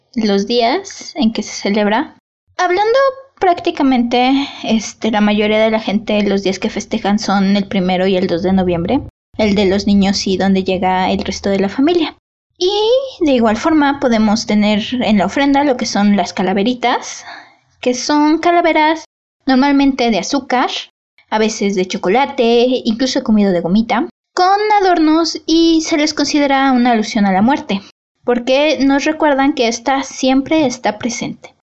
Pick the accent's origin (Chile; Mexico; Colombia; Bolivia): Mexico; also born or lived in Mexico City; siendo mexicanos